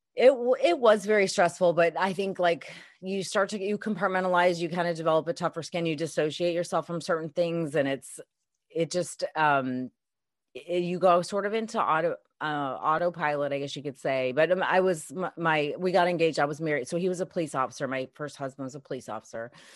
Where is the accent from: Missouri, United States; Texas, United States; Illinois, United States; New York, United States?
Illinois, United States; Chicago; Originally from Chicago, um, I had was married, um, kind of born and raised in the Chicago area